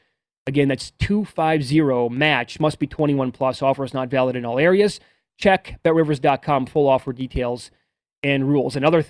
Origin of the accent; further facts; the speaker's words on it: Wisconsin, United States; growing up in the Midwest